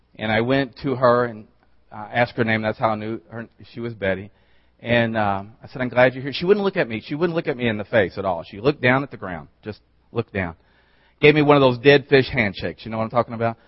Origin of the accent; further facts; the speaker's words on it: the South, United States; I'm from the South